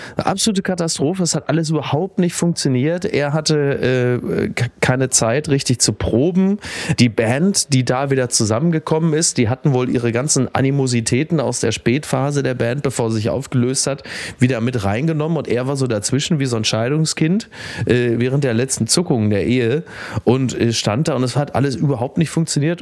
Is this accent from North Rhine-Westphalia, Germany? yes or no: yes; Henrichenburg, North Rhine-Westphalia, Germany; zurück in mein Heimatdorf, weil ich ja auf Omas Etage bin